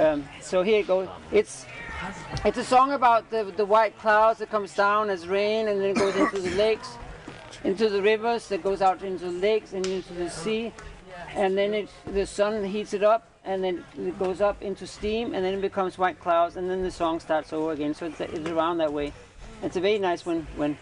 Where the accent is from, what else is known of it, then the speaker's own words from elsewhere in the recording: Denmark; I'm from Denmark